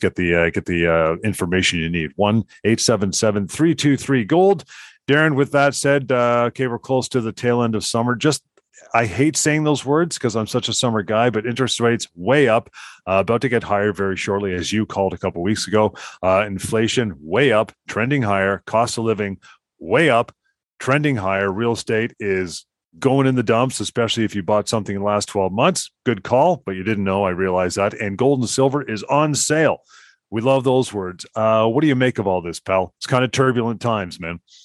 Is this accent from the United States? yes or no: no; Canada; we're Canadian, eh?